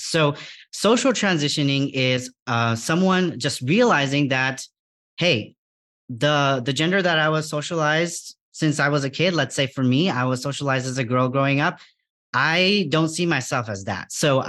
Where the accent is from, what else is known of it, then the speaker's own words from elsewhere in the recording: Bangladesh; English is a second language; Even in my home country of Bangladesh, the first time I actually had exposure to people with gender diverse identities was the Hijra community